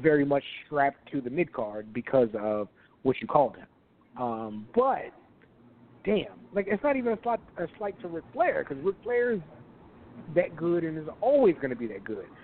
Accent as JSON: {"language": "English", "region": "Texas", "country": "United States", "said": "I'm from Texas"}